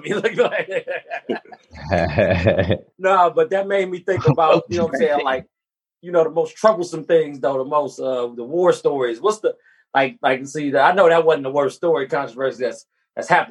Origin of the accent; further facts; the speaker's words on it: Detroit, Michigan, United States; We're from Detroit.